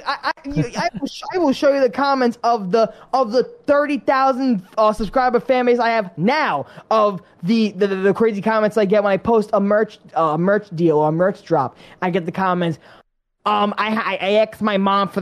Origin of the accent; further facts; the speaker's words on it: New York, United States; growing up in New York